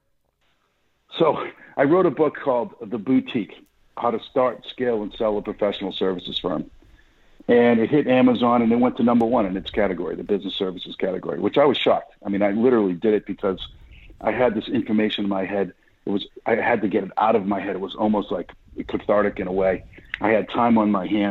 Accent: Boston, Massachusetts, United States; accent: Boston; now in Dallas, United States; Born and raised in Boston, Massachusetts

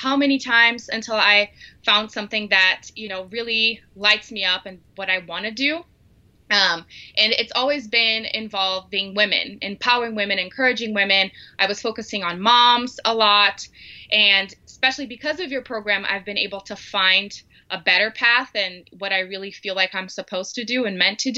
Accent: Brazil; English is a second language; moved away as an adult; now in Denver, United States; So I'm originally from Brazil. I grew up there my entire life, and then I married my American husband and ended up in the U.S.

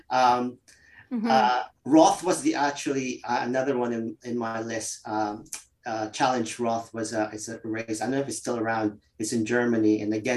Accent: Winnipeg, Manitoba, Canada; born or raised there; moved away as an adult; also born or lived in Philippines; now in London, United Kingdom

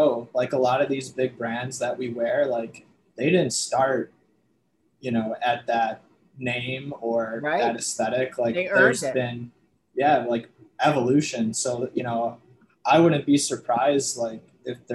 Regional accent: Chicago, Illinois, United States; I'm from Chicago.

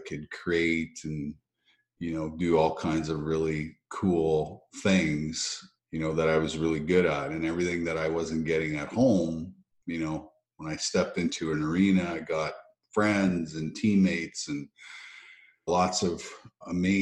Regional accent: Russell, Manitoba, Canada; also born or lived in Saskatchewan; we moved to another town, which was Russell, which became my hometown

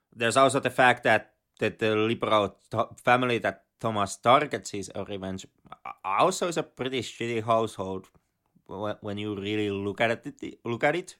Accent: Finland

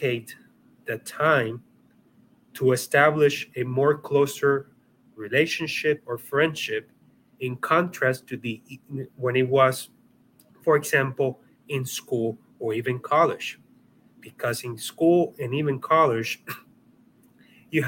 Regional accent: Puerto Rico; I come from Puerto Rico

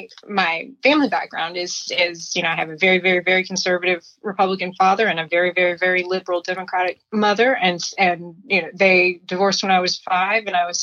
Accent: Lexington, Tennessee, United States; now in Silicon Valley, United States; But I'll I'm originally from Lexington, Tennessee.

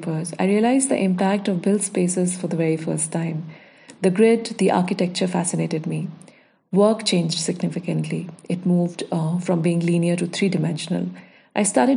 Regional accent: Dehradun, Uttarakhand, India; also born or lived in Chandigarh / Baroda; now in Bangalore, India; I grew up in Dehradun watching my dad work with verticals and horizontals on a drafting table

